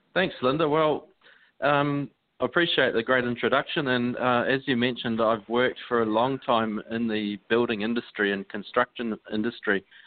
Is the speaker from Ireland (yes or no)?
no; New Zealand; accent: Kiwi; I am from New Zealand, so you're listening to a pretty healthy Kiwi accent